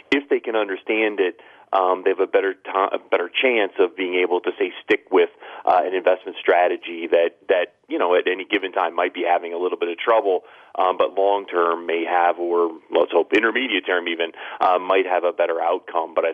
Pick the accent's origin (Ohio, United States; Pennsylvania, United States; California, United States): Ohio, United States; now in Philadelphia, United States; I'm originally from Ohio